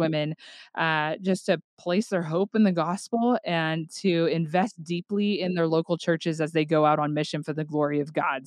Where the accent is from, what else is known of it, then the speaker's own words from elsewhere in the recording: Tulsa, Oklahoma, United States; moved away as an adult; now in Northwest Arkansas, United States; I am originally from the Tulsa, Oklahoma area